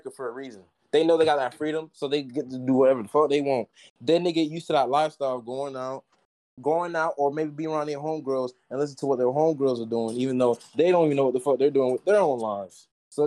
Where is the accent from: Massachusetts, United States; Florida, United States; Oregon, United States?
Florida, United States; Tampa; I'm from Tampa